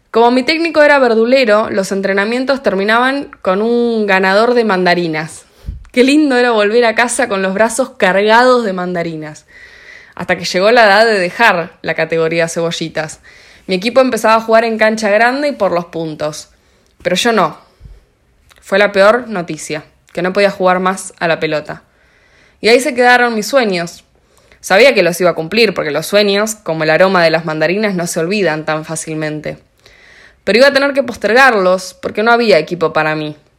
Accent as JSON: {"language": "Spanish", "town": "Cañada Rosquín", "region": "Santa Fe", "country": "Argentina", "tie": "born or raised there", "also_born_or_lived": "Rosario", "said": "Con mi familia futbolera íbamos los domingos a ver a la lluve como llamaban al club de mi pueblo, Cañada Rosquín"}